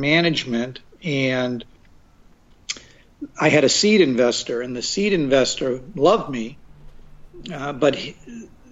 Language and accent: English; Revere, Massachusetts, United States; moved away as an adult; also born or lived in Chicago, Illinois; now in Los Angeles, United States; I grew up in Boston and grew up in a city called Revere, which is North Side, primarily Italians